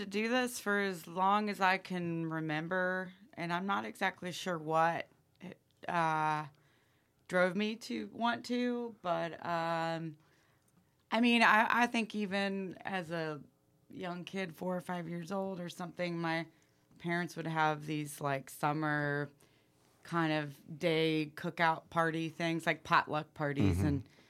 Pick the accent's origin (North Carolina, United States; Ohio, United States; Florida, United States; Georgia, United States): Ohio, United States; Dayton; Dave and I grew up in Dayton, Ohio.